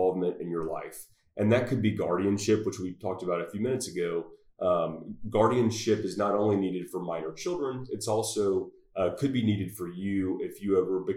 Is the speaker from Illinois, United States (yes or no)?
no; Mississippi Gulf Coast, United States; moved away as an adult; also born or lived in Louisiana; now in Fort Worth, United States; I'm not from Texas, but I got here just as fast as I could from the Mississippi Gulf Coast originally.